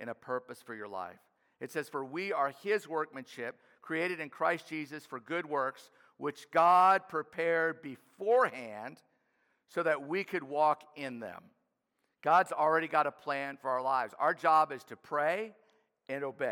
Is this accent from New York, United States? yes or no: no; New Orleans, Louisiana, United States; I grew up in New Orleans, an inner city kid playing inner city baseball